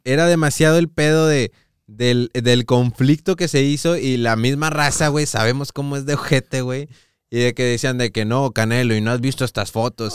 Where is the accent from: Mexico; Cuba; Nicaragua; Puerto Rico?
Mexico; nosotros como sociedad mexicana